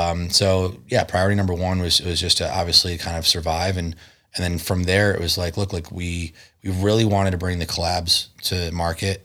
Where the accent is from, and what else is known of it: Connecticut, United States; born or raised there; moved away as an adult; also born or lived in Chicago / Las Vegas